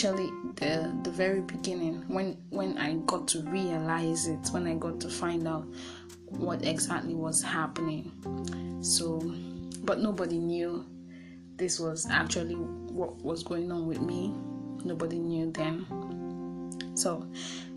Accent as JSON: {"language": "English", "country": "Nigeria", "said": "I'm from Nigeria"}